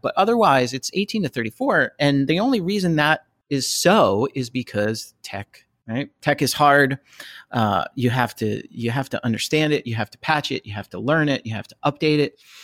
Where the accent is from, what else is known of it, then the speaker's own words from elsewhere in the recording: New Jersey, United States; also born or lived in outside Philadelphia, Pennsylvania; now in Philadelphia area, United States; I was born and raised in Jersey. Uh, I'm outside Philadelphia now